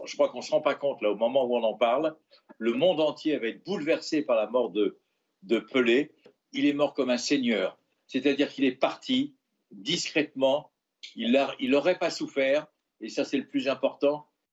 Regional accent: Marseille, Provence-Alpes-Côte d'Azur, France; moi qui suis Marseillais et, qui est issu d'une ville où le peuple de Marseille

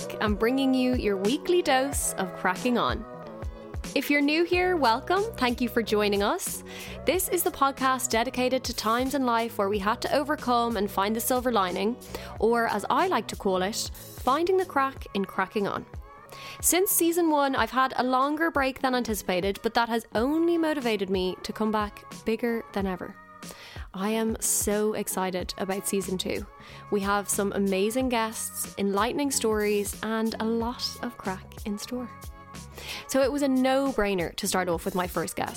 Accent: Dublin, Leinster, Ireland; both me and my husband are both from Dublin

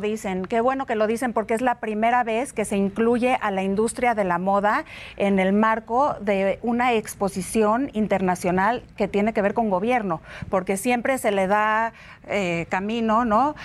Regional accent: Mexico; como mexicanos

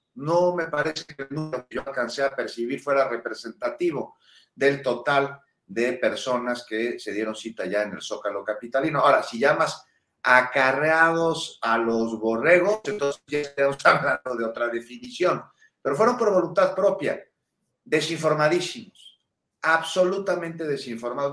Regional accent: Mexico; todos somos mexicanos

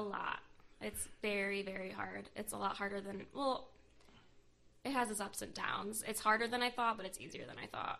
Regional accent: United States; my hometown

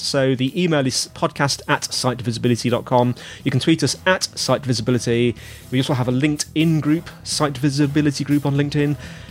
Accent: United Kingdom; I'm British

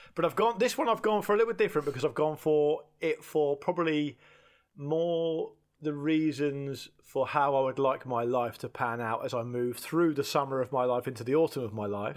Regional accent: United Kingdom; being British

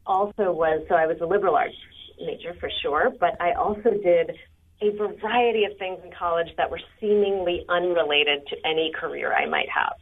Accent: San Francisco, California, United States; I'm actually from San Francisco

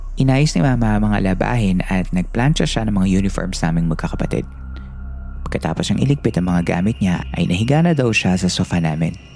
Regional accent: Central Luzon, Philippines; Batang 90s ako at lumaki ako sa Bulacan sa isang barangay na kung tawagin ay San Gabriel

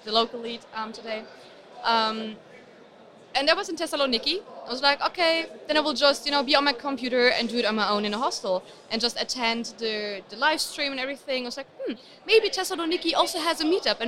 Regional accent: Berlin, Germany; I'm from Berlin original

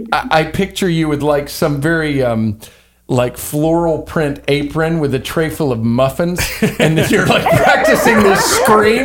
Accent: Louisiana, United States; I'm from Louisiana

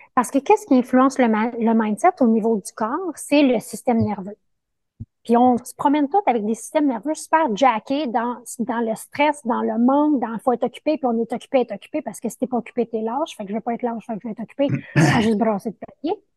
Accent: Montreal, Quebec, Canada; also born or lived in Costa Rica; je suis de Montréal, mais là, je suis dans une aventure de six mois au Costa Rica

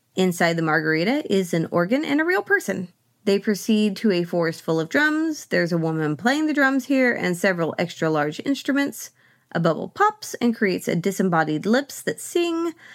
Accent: Oklahoma, United States; I grew up in Oklahoma on the land of the Ponca tribe

